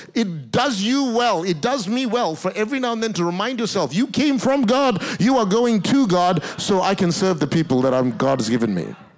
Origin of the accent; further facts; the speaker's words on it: Malaysia; also born or lived in Singapore; now in Australia; I was born in Singapore. I grew up in Malaysia, but my grandparents originally are Indian descent. My citizenship is in Australia